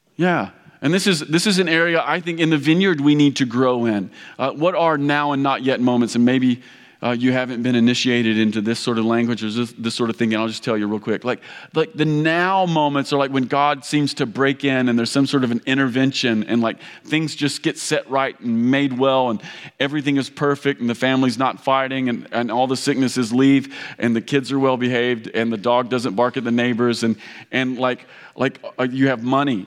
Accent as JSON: {"language": "English", "region": "Kentucky", "country": "United States", "tie": "born or raised there", "moved": "yes", "said": "I grew up in Kentucky. This sounds like home"}